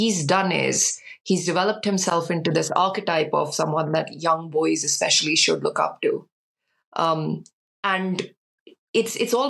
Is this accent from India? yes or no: yes; India; now in United Kingdom; whilst I was growing up in India